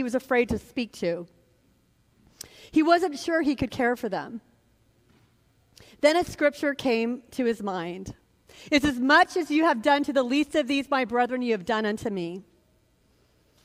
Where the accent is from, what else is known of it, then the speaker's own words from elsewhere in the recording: Sacramento, California, United States; My brother and I had a lot of surrogate fathers who stepped into our lives growing up in Sacramento.